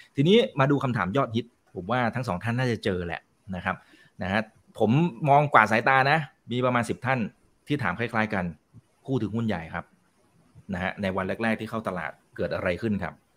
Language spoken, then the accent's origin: Thai; Ubon Ratchathani, Thailand; ผมก็เกิดที่อุบล